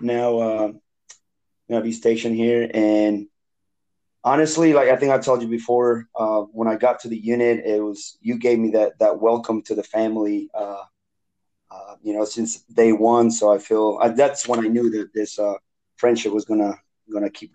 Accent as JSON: {"language": "English", "country": "Bolivia", "also_born_or_lived": "North Carolina / Daytona, Florida", "second_language": "English", "moved": "as an adult", "lives_now": "United States", "said": "I'm from Bolivia, South America. So I've been in the States for going into 14 years now"}